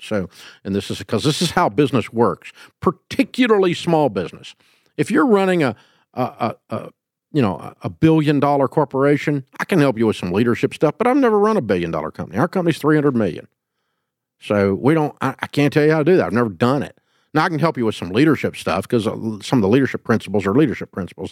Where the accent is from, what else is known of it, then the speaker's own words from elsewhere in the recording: the South, United States; I'm from the South